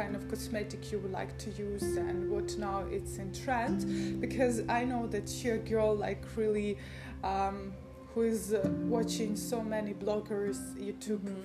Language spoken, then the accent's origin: English; Ukraine; moved away; we are from Ukraine